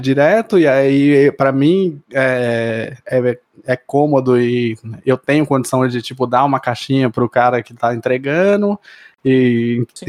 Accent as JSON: {"language": "Portuguese", "town": "Mauá", "region": "São Paulo", "country": "Brazil", "said": "eu sou de Mauá"}